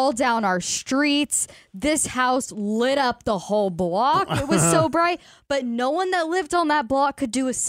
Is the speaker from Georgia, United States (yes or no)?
no; Dallas, Texas, United States; growing up in Dallas, I lived a block away from the famous Santa House.